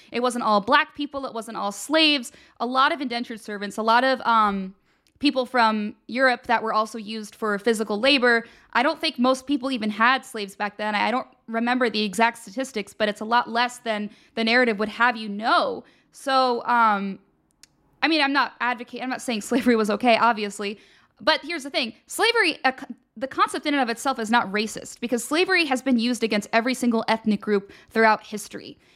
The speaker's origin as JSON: {"language": "English", "region": "Pennsylvania", "country": "United States", "said": "I'm from Pennsylvania"}